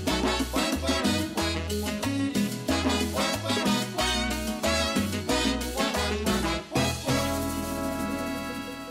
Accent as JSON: {"language": "English", "town": "Granger", "region": "Indiana", "country": "United States", "moved": "as an adult", "lives_now": "Bloomington, United States", "said": "I am from Granger, which is in northern Indiana"}